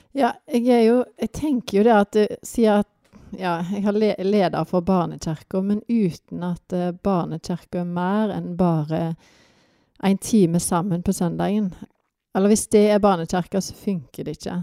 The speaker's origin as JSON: {"language": "Norwegian", "town": "Vats", "region": "Rogaland", "country": "Norway", "also_born_or_lived": "Tysvær / Africa", "moved": "yes", "lives_now": "Førresfjorden, Norway", "said": "Jeg er egentlig fra Vats, men vi har havna i Tysvær"}